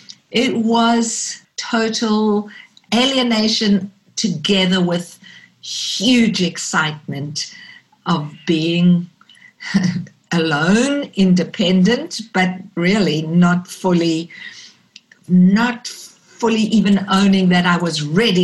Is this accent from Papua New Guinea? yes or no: no; South Africa; growing up in South Africa during the apartheid era, there were two colors, black and white. And you couldn't not be aware of the fact that being white, I was privileged.